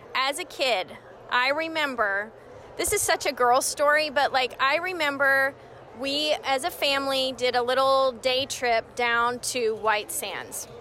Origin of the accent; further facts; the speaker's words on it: Albuquerque, New Mexico, United States; moved away; I'm from Albuquerque